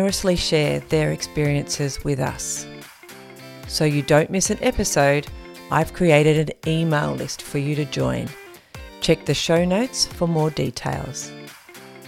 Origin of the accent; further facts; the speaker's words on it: King Island, Tasmania, Australia; I grew up on King Island, the other one